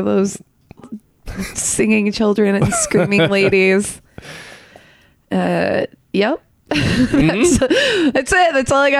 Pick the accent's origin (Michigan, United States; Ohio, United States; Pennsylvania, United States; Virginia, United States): Michigan, United States; moved away; I'm from Michigan. We both are from Michigan, Ethan